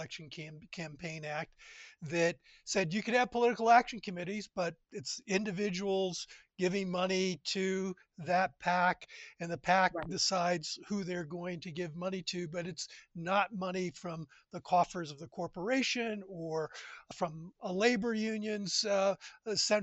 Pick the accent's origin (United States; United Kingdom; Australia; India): United States; also born or lived in South Carolina / Calgary, Canada; As an American, I live in South Carolina